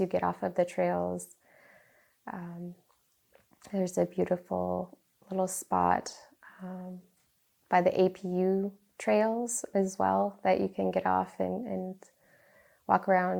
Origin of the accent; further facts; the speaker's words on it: Galena, Alaska, United States; I grew up on the Yukon River in Galena, um, my parents moved there when I was like three